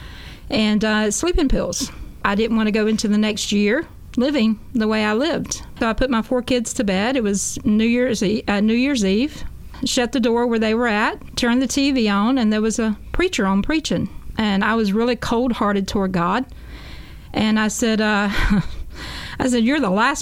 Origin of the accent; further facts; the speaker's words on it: Jesup, Georgia, United States; I'm from Jessup, Georgia, a small country town. I grew up as a Baptist